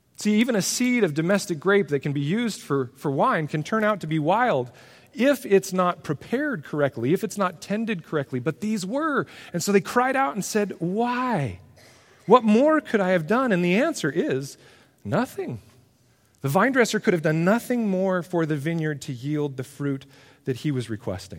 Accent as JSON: {"language": "English", "country": "United States", "said": "who we are as Americans"}